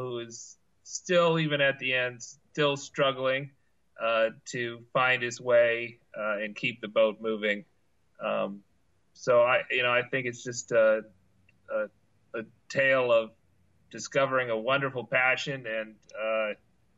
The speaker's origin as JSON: {"language": "English", "region": "Ohio", "country": "United States", "tie": "born or raised there", "also_born_or_lived": "Louisiana", "moved": "yes", "lives_now": "Lafayette, United States", "said": "I grew up in Ohio"}